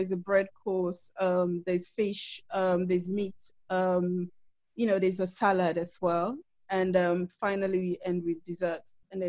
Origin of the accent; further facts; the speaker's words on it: Freetown, Western Area, Sierra Leone; moved away; I was born and raised in Freetown, so not Creole, but yeah. I was born and raised in Freetown, and I think I went to Bo, I think, when I was a child